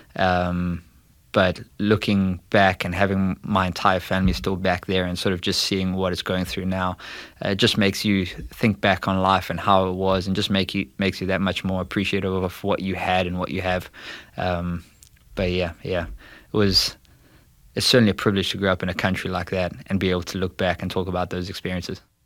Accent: South Africa; moved away as an adult; now in St. Louis, United States; I was born and bred there. I was there for the first twenty years of my life

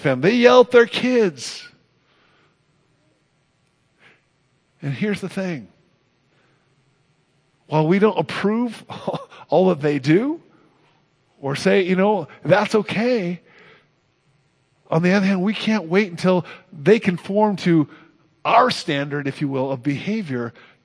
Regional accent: Oakland, California, United States; I grew up on Bridgeview Drive, 4321 Bridgeview Drive, Oakland, California

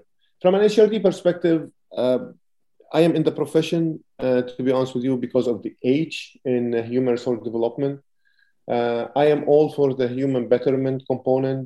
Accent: Lebanon; moved away as an adult; I'm originally from Lebanon

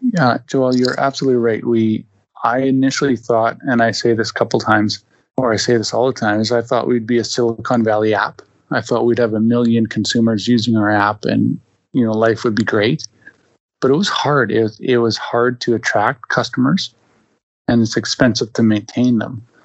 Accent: Winnipeg, Manitoba, Canada; I'm born and raised in Winnipeg, Manitoba

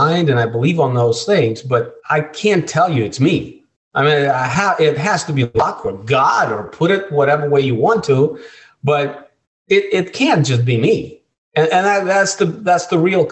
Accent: Russia; moved away; I was born in Russia, and I was a scrawny little Jewish kid in Russia

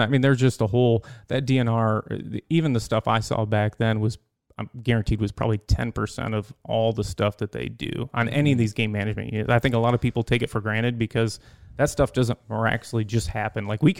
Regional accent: Pullman, Michigan, United States; Up in Pullman.

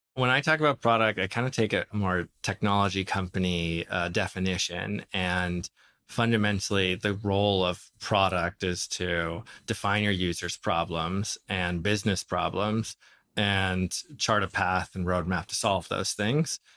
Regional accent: Minnesota, United States; moved away; I grew up in Minnesota to Lebanese immigrant, uh, uh, parents

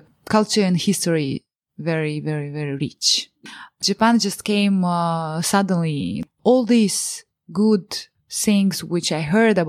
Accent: Moldova; English is a second language; moved away; When I say I'm from Moldova

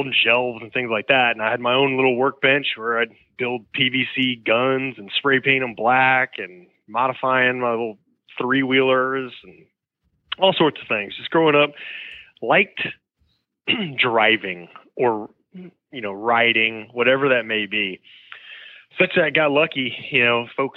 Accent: Houston, Texas, United States; I was born and raised in Houston, Texas

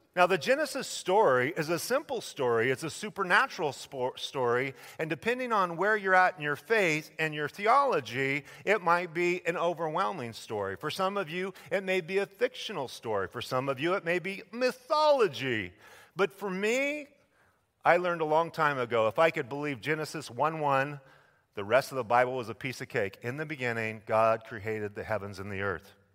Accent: Idaho, United States; my home state of Idaho

